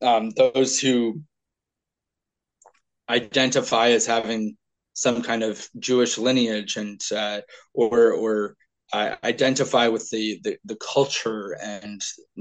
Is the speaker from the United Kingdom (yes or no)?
yes; Scotland, United Kingdom; I can't say because I'm Scottish, however I respond, the ends justify the means.